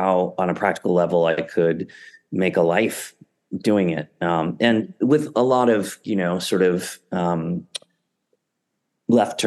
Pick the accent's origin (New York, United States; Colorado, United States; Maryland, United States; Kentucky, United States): New York, United States; New City; I grew up in Rockland County. Okay. About 20 miles north of the city in a town called New City